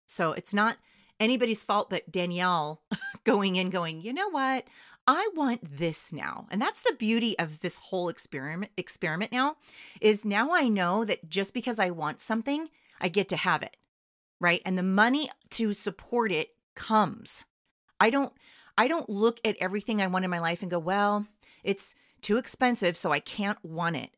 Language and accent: English; California, United States; I'm from California